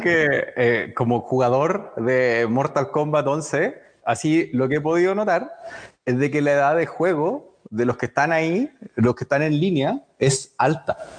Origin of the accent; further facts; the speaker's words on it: Chile; soy psicólogo y también soy chileno